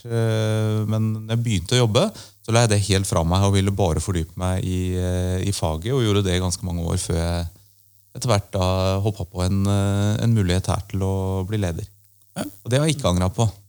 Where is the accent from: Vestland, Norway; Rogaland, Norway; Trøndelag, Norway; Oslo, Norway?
Oslo, Norway; Jeg er Oslo-gutt. Okay. Født og oppvokst i, i byen